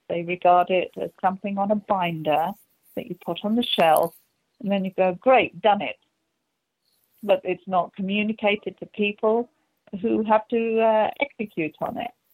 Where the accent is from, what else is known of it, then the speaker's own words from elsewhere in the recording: England, United Kingdom; moved away; you can hear from the accent, uh, I'm from England